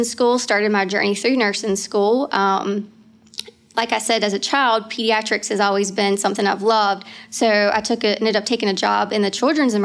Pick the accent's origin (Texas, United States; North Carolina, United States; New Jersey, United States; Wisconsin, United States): North Carolina, United States; Knightdale; also born or lived in Wilmington, North Carolina; I'm actually from Knightdale, North Carolina. It's about 15 minutes east of Raleigh. I've grew up here in North Carolina. I've never left